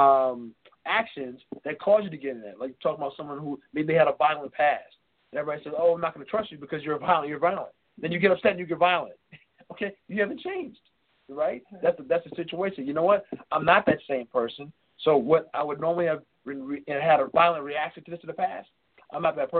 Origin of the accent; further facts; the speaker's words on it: New York City, New York, United States; moved away as an adult; now in Chicago, United States; I'm born and raised in New York City